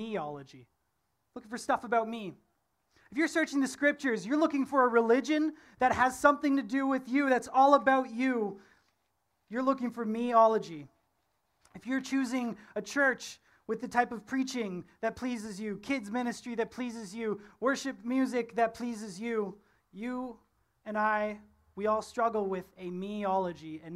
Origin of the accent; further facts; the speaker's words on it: Ontario, Canada; moved away; I'm from Ontario